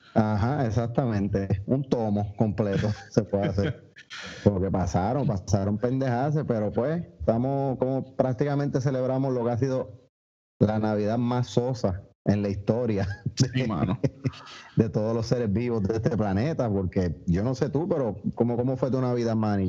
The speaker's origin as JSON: {"language": "Spanish", "country": "Puerto Rico", "said": "los puertorriqueños"}